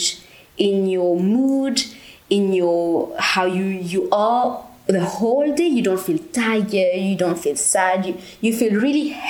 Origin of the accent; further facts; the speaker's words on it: Mauritius; moved away; I'm from Mauritius.